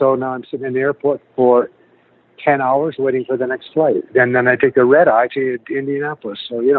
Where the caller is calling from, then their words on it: Vancouver, British Columbia, Canada; I'm calling from the Vancouver airport.